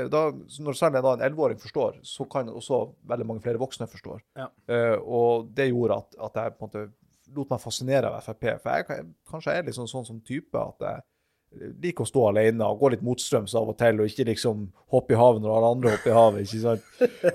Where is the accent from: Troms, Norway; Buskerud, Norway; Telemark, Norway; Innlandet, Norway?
Troms, Norway; Harstad; at dem som er fra helt sør i Troms og Finnmark, sånn som jeg er fra Harstad